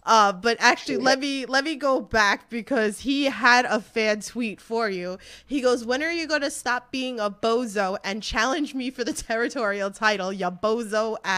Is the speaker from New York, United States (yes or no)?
yes; New York, United States; I'm a New Yorker.